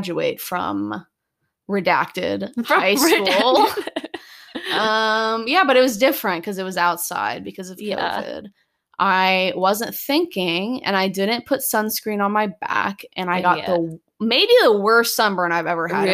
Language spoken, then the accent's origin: English; United States; I love being an American